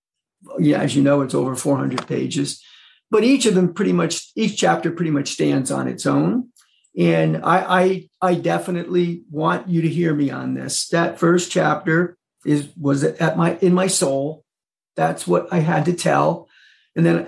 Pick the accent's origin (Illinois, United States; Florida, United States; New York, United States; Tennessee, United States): New York, United States; Mid-Hudson Valley; moved away as an adult; also born or lived in Burlington, Vermont; the Mid-Hudson Valley, which is where I was born and raised here in New York